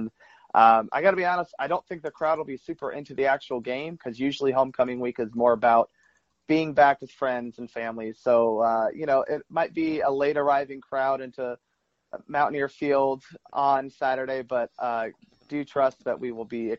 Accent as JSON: {"language": "English", "town": "Atlanta", "region": "Georgia", "country": "United States", "tie": "born or raised there", "said": "as a kid growing up in Atlanta, I mean, I grew up in the 90s here in Atlanta"}